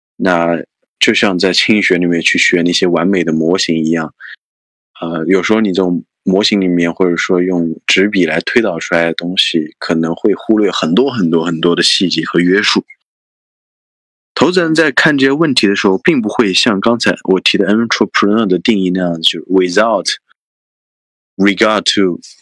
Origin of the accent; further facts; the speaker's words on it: Anhui, China; 我是安徽人嘛，所以我们都，都是不分的